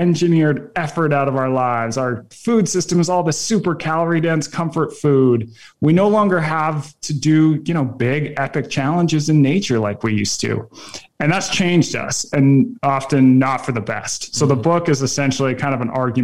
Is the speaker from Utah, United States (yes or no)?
yes; just north of Salt Lake City, Utah, United States; I grew up in Utah, just north of Salt Lake City.